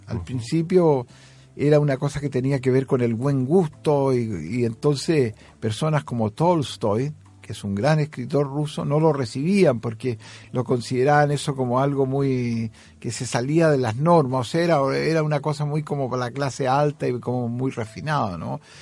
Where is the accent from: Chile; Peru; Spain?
Chile; moved away; also born or lived in Sweden; Soy un poeta de Chile.